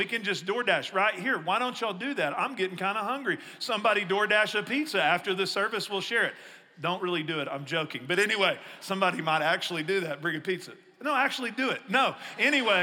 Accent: East Texas, United States; I grew up in East Texas where we had trees

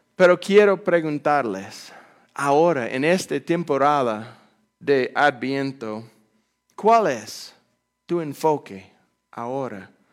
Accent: Amarillo, Texas, United States; born or raised there; Spanish is a second language; moved away as an adult; also born or lived in Fort Worth, Texas / Germany / Spain; now in Panama

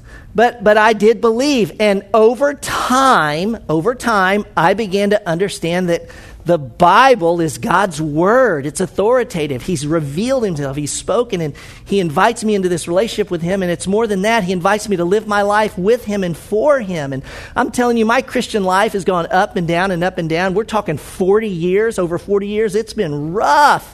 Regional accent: Memphis, Tennessee, United States; I was born in Methodist Hospital in Memphis. I went to graduate from Northwest High School. I went to the University of Tennessee.

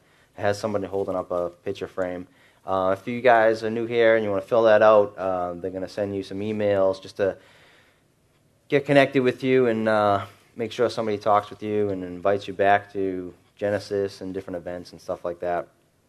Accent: Revere, Massachusetts, United States; And so I'm automatically cool because I'm Italian. I grew up in Revere, so I'm automatically tough.

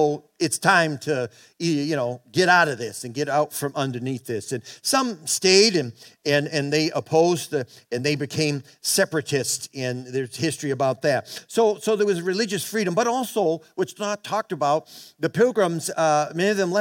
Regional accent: Boston, Massachusetts, United States; moved away as an adult; I grew up in Boston in the South Shore.

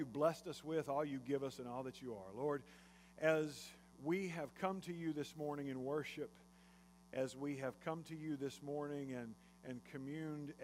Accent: Jasper, Texas, United States; I grew up in Jasper, Texas

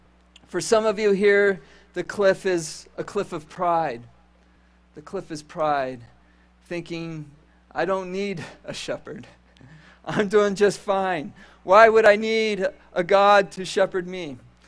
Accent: Caracas, Venezuela; When I was a boy, I grew up in South America, and we lived in a city that was nestled up in the mountains, about 20 minutes from the coast of the Caribbean Ocean.

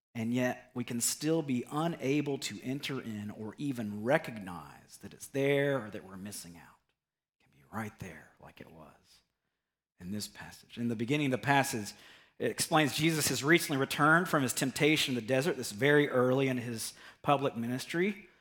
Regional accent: United States; us as American Christians

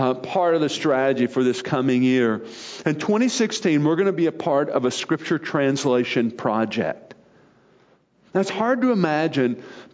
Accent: Arkansas, United States; moved away; growing up in Arkansas

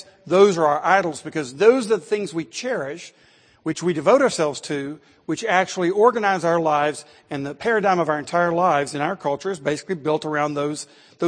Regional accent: Athens, Tennessee, United States; I grew up in Athens, Tennessee

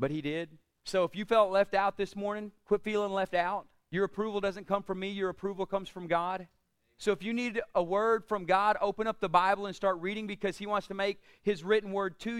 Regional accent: United States; We in the United States

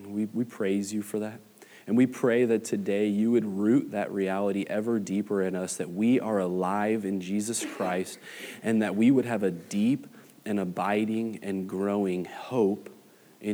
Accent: Los Angeles, California, United States; moved away as an adult; now in Flower Mound, United States; I'm from Los Angeles, and I vividly remember in second grade going to the Museum of Tolerance there in Los Angeles

